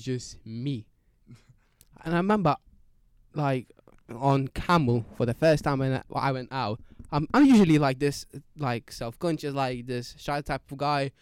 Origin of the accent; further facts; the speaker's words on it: Lithuania; now in United Kingdom; I'm Lithuanian